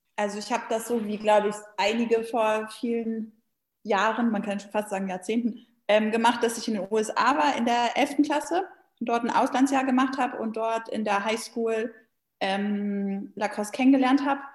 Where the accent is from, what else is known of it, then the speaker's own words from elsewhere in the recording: Hanover, Lower Saxony, Germany; moved away as an adult; also born or lived in Tübingen; now in Berlin, Germany; Ich komme ja ursprünglich aus Hannover